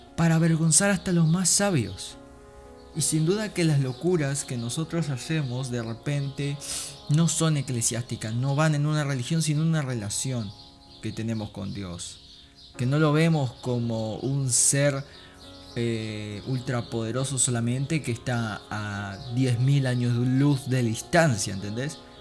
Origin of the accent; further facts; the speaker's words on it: Uruguay; siendo un uruguayo común y corriente cristiano